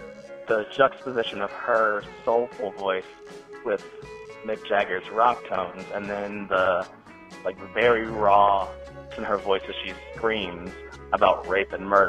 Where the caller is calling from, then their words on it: Chicago, Illinois, United States; calling in from Chicago.